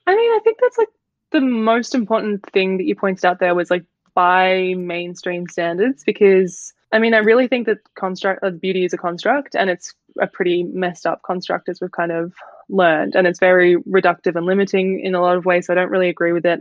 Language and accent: English; Melbourne, Victoria, Australia; I'm from Melbourne